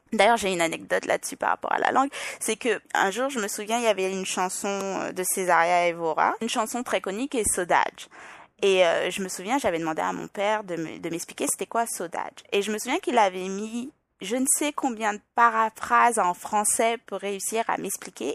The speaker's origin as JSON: {"language": "French", "country": "Guadeloupe", "tie": "born or raised there", "also_born_or_lived": "France / Île-de-France", "accent": "French, Parisian, Île-de-France", "moved": "as an adult", "lives_now": "Quebec, Canada", "said": "Je suis née en France, j'ai passé quelques années en France, puis euh, suite au divorce de mes parents, ma mère est repartie en Guadeloupe, je devais avoir 7-8 ans, mais je rentrais en France à peu près deux fois par an pour voir mon père, donc j'ai toujours grandi entre la Guadeloupe et la France"}